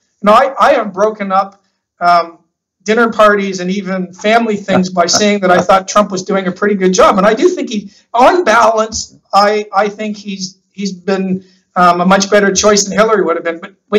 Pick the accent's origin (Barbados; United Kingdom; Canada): Canada; moved away as an adult; now in Australia; I'm Canadian